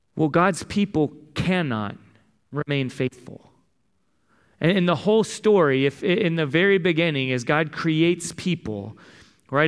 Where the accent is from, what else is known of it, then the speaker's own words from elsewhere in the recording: San Diego, California, United States; I grew up in San Diego